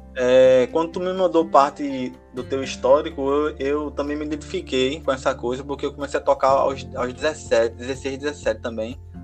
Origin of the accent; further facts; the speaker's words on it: Recife, Pernambuco, Brazil; eu sou da Zona Norte de Recife